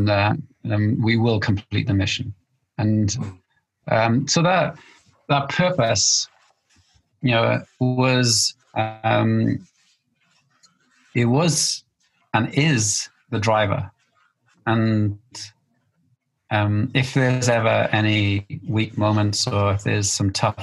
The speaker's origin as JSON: {"language": "English", "region": "Wales", "country": "United Kingdom", "said": "which is hard for a Welshman"}